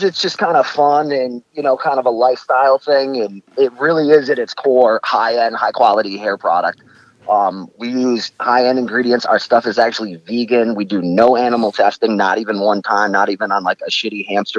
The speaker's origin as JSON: {"language": "English", "town": "Rochester", "region": "New York", "country": "United States", "said": "I am from fabulous Rochester, New York."}